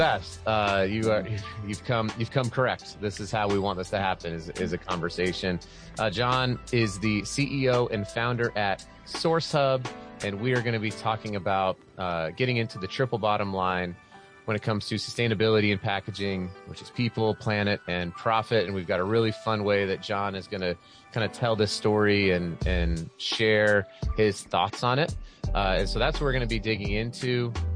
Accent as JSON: {"language": "English", "region": "Utah", "country": "United States", "said": "my home state of Utah"}